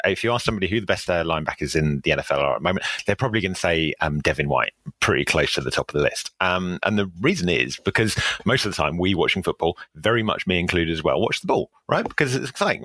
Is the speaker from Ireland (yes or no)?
no; England, United Kingdom; I'm, I'm an Englishman